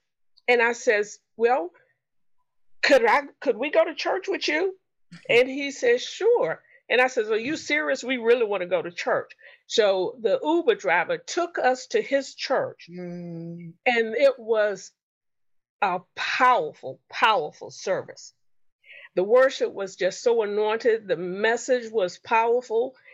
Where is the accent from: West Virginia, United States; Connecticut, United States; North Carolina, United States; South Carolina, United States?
North Carolina, United States; Charlotte; I'm actually from Charlotte, but right now today I'm in Indianapolis.